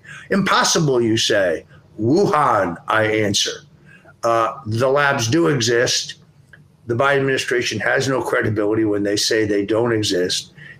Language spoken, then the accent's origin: English; United States; I'm an American first. Let me rephrase. I'm a Christian first. I'm an American second. I'm a conservative third. I'm a libertarian fourth. I'm a Republican fifth.